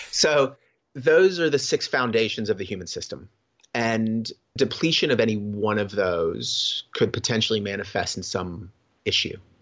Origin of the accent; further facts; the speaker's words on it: Florida, United States; also born or lived in Cocoa Beach, Florida / Sarasota, Florida / Gainesville, Florida; growing up in Florida, like, I was always coastal